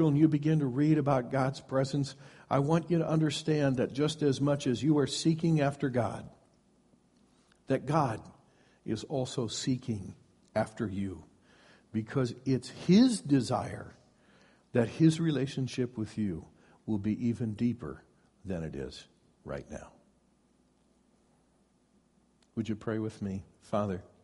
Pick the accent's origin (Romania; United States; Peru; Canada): United States; Iowa; moved away as an adult; now in West Coast, United States; as soon as I left my home of origin, I moved to the West Coast from Iowa